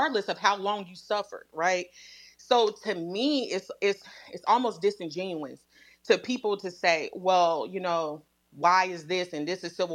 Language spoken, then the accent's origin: English; Midwest, United States; I grew up in the Midwest